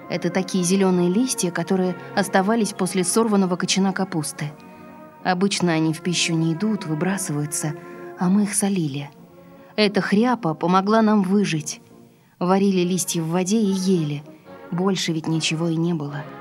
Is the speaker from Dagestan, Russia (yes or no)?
no; Saint Petersburg, Russia; Я родилась в Ленинграде. Родители мои тоже родились в Ленинграде. Потомственная ленинградка, так сказать.